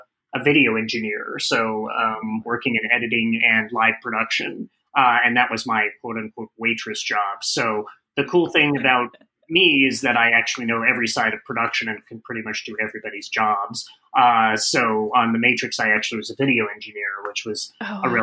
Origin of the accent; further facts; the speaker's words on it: Phoenix, Arizona, United States; moved away; I'm from Phoenix, Arizona originally